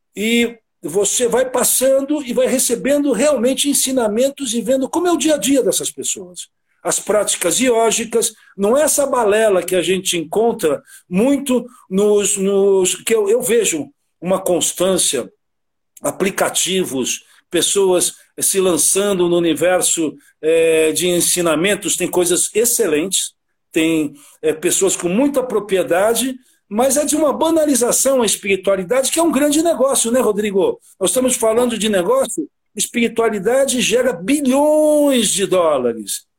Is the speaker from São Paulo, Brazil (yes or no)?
yes; São Paulo, Brazil; also born or lived in Rio de Janeiro; nasci no Rio e me criei no bairro do Brooklyn, Santo Amaro, ao longo da minha vida ali